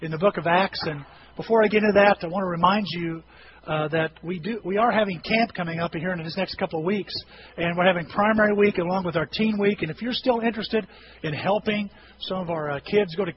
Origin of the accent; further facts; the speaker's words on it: Bone Gap, Illinois, United States; I know I'm going to be back in near my hometown. I'm going to be back in Bone Gap here this afternoon